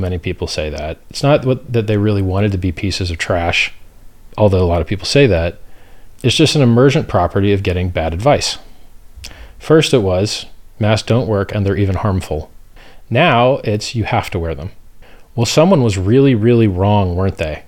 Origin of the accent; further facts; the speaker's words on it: United States; I'm from America